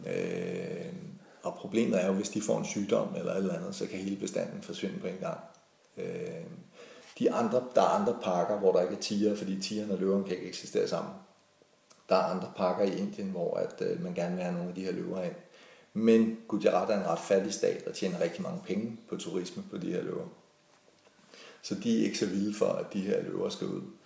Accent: Denmark; moved away as an adult; also born or lived in Italy; så er der altså rare hjemme i Danmark. Og så flyttede vi, øh, vi hjem igen.

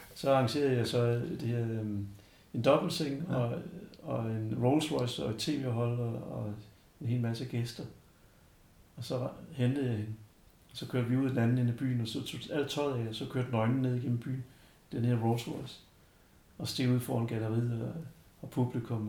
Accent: Denmark; jeg var dansker

